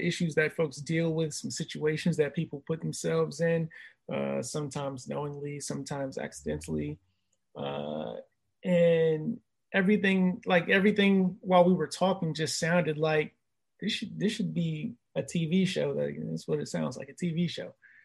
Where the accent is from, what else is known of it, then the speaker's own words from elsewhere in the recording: Mitchellville, Maryland, United States; now in Virginia Beach, United States; I'm originally from Maryland